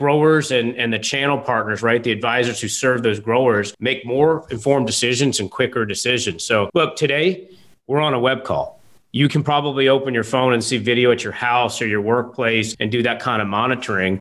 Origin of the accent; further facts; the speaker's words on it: the South, United States; moved away; also born or lived in the Midwest; I grew up in the South